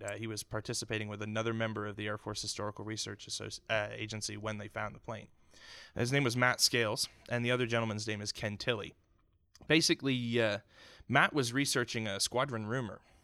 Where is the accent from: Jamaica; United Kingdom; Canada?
Canada; also born or lived in Houston, Texas; now in United States; as a Canadian immigrant